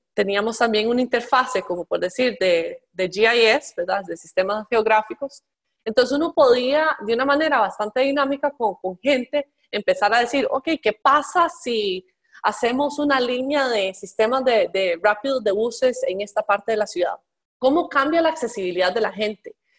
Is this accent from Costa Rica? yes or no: yes; Costa Rica; yo crecí en Costa Rica